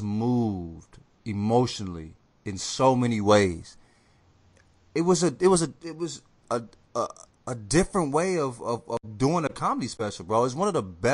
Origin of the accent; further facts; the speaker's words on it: United States; I'm American